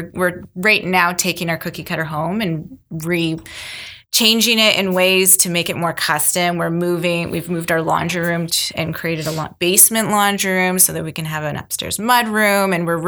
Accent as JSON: {"language": "English", "town": "Mississauga", "region": "Ontario", "country": "Canada", "lives_now": "Milton, Canada", "said": "I came from Mississauga, and so did my husband. We met in high school. We've been together since teens. And so we came from Mississauga, and it's bigger and more spread out."}